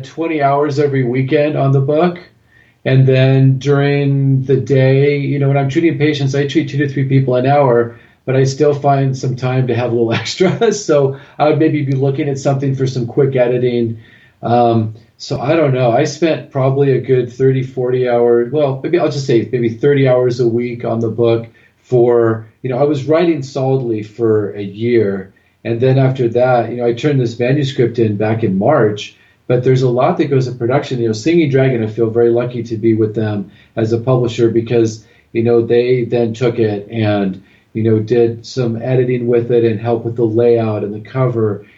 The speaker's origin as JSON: {"language": "English", "region": "Southern California", "country": "United States", "said": "I'm originally from Southern California, and then I moved to Northern California"}